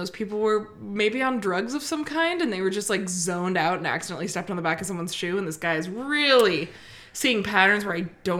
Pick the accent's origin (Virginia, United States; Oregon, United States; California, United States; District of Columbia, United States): California, United States; Bay Area; moved away; I'm from the Bay Area originally.